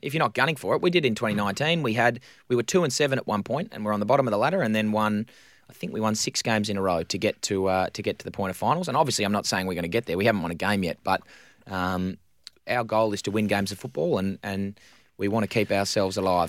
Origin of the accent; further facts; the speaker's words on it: Victoria, Australia; now in Western Australia, Australia; growing up in Victoria